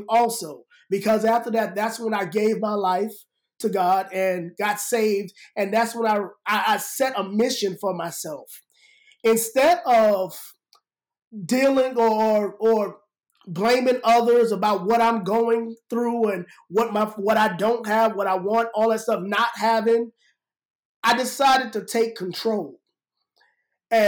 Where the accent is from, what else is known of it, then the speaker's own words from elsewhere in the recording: New York City, New York, United States; I'm from New York, growing up in the Bronx